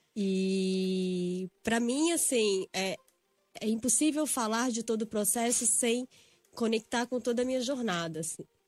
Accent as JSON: {"language": "Portuguese", "town": "Belo Horizonte", "region": "Minas Gerais", "country": "Brazil", "also_born_or_lived": "São Paulo", "moved": "as an adult", "said": "eu sou de Belo Horizonte, né? Fiz a faculdade aqui na PUC São Paulo"}